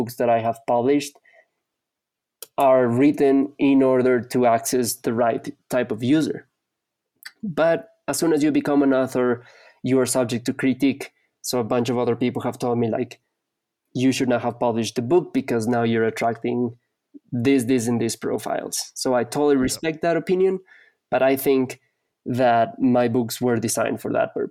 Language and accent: English; Ecuador; I'm from Ecuador.